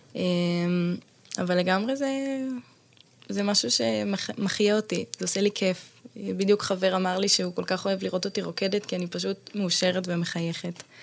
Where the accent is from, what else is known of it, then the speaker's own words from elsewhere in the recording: Zikhron Ya'akov, Haifa District, Israel; also born or lived in Bat Galim, Haifa; במקור מזיכרון